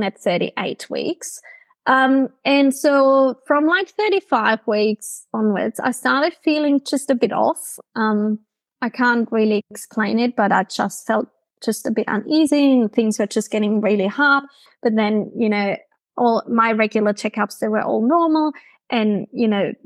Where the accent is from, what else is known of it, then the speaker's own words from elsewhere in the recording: Germany; accent: German; English is a second language; moved away as an adult; now in Brisbane, Australia; my hometown in Germany